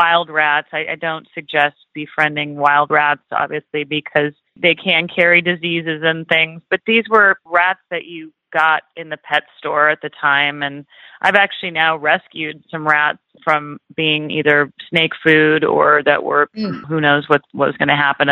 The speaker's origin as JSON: {"language": "English", "region": "Central Coast of California", "country": "United States", "tie": "born or raised there", "said": "I was able to grow up in a beautiful place in the Central Coast of California and on the ocean."}